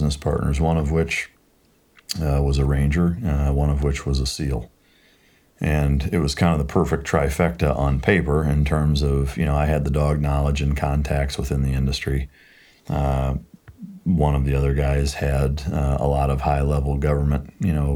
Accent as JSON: {"language": "English", "region": "Iowa", "country": "United States", "tie": "born or raised there", "also_born_or_lived": "San Diego, United States", "moved": "as an adult", "lives_now": "Texas, United States", "said": "growing up in Iowa, went to San Diego and was on active duty there the whole time"}